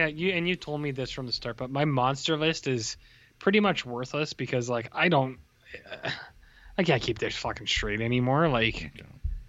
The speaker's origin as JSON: {"language": "English", "country": "Canada", "said": "As a Canadian person"}